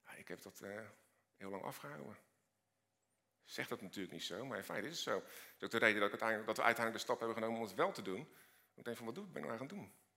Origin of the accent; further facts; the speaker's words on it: Rotterdam, South Holland, Netherlands; Ik kom uit Rotterdam